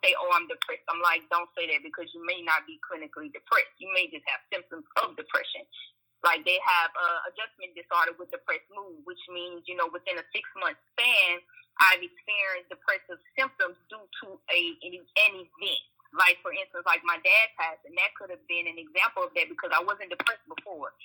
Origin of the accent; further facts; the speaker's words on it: Washington, Louisiana, United States; moved away as an adult; now in Lafayette, United States; I am originally from Washington, Louisiana, but my practice is based in Lafayette, Louisiana. I've been residing here since undergraduate 2003.